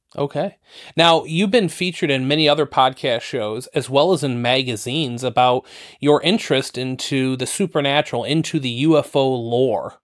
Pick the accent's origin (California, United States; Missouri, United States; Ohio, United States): Ohio, United States; Toledo; born or raised there